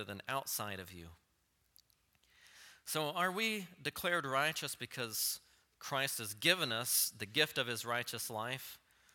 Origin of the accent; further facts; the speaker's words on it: Texas panhandle, United States; growing up in the Texas panhandle